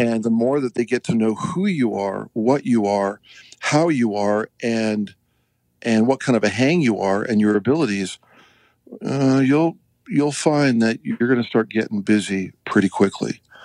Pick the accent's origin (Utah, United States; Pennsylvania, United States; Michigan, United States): Utah, United States; also born or lived in Alberta, Canada / Nashville; I'm originally from Alberta, Canada, and then uh, mom and dad moved the whole family down to Utah when I was a kid, and then uh, you know schooling